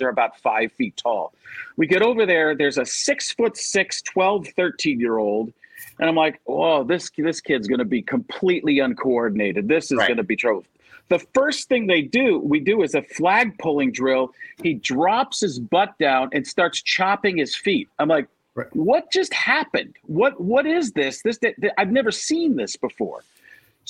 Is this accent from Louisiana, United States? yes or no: no; Milwaukee, Wisconsin, United States; moved away as an adult; also born or lived in Chicago, Illinois / Cleveland, Ohio; now in Tempe, United States; I was born in Chicago, grew up in Milwaukee area